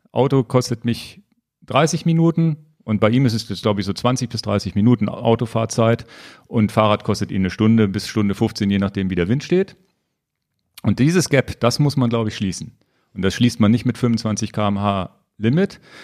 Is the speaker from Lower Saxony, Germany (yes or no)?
yes; Lower Saxony, Germany; als Niedersachse